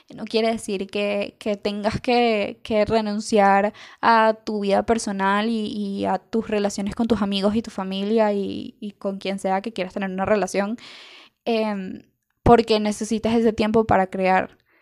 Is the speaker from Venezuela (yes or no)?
yes; Venezuela; algo que nos pasa mucho como venezolanos